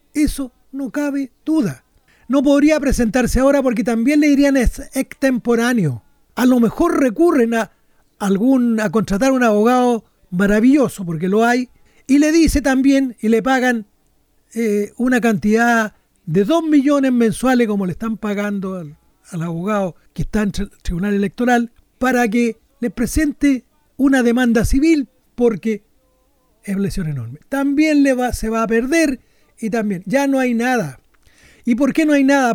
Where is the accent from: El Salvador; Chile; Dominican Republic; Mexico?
Chile; como los chilenos somos tan quisquillosos